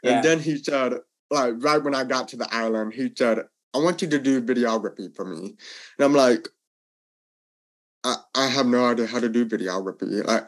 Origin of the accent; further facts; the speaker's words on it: Louisville, Kentucky, United States; also born or lived in Texas; now in Atlanta, United States; Yeah, so I am from Louisville, Kentucky, born there, and then I moved all around in the U.S., lived in Texas, now I am living in Atlanta, Georgia.